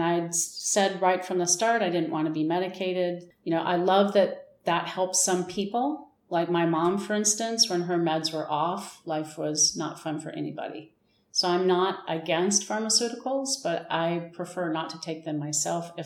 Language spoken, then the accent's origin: English; United States; also born or lived in New Mexico / Wisconsin / Texas / Irvine, California; now in Tucson, United States; I grew up in Wisconsin and Texas, and then moved to Southern California